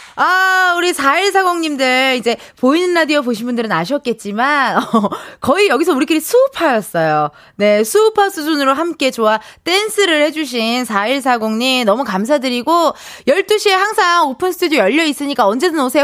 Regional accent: Incheon, South Korea; 제가 인천 사람이잖아요.

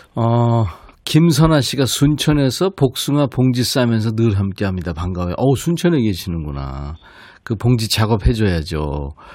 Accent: Suncheon, South Jeolla, South Korea; 제 고향

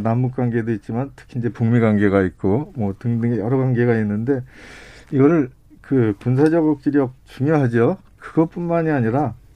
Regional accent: Gyeonggi Province, South Korea; 제가 이제 전방에서 태어나서 전방에서 살고 있어요.

